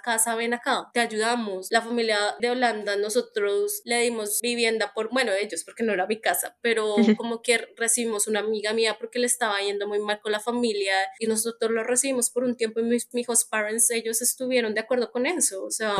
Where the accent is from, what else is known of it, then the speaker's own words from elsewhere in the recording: Colombia; moved away as an adult; also born or lived in Netherlands / Melbourne, Australia; yo salí de Colombia nuevamente hace como, bueno, desde el 2019